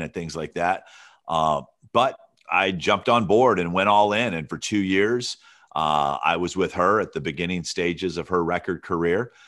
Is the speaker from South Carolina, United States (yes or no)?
no; Alabama, United States; moved away; also born or lived in Santa Barbara, California; I grew up in Alabama